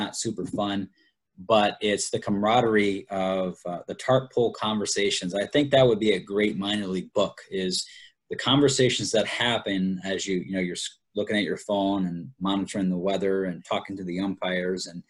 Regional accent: Columbia, South Carolina, United States; moved away as an adult; also born or lived in Salem, Virginia; now in Florida, United States; I grew up in Columbia, South Carolina

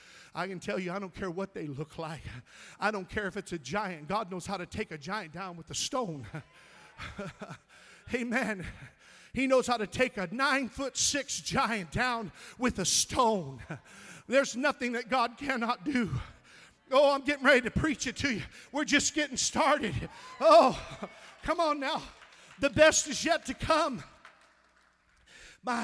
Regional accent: Missouri, United States; I'm from Missouri

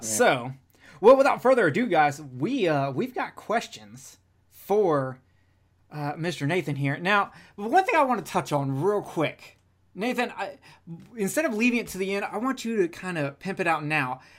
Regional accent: Alabama, United States; I'm from Alabama

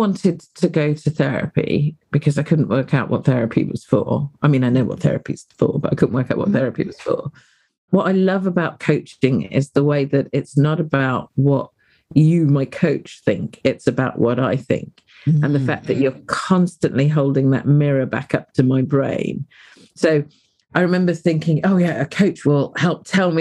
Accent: United Kingdom; I'm a British black-bodied woman

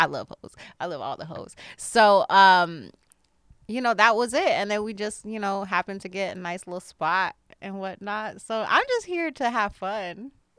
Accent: Florida, United States; I'm from Florida

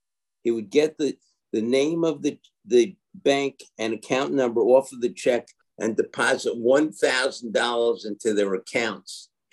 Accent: New York City, New York, United States; Growing up in Brooklyn in the 1950s

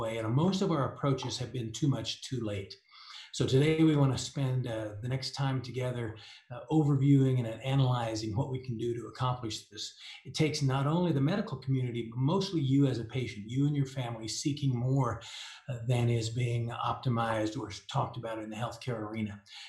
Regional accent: Denver, Colorado, United States; I'm from Denver, Colorado

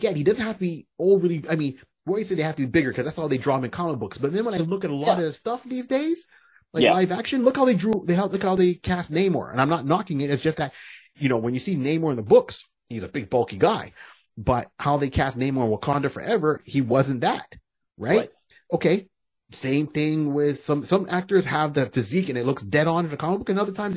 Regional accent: Barbados; now in Canada; We're Bajan, but we live in Canada

